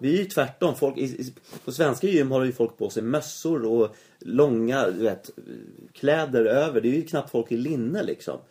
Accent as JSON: {"language": "Swedish", "country": "Sweden"}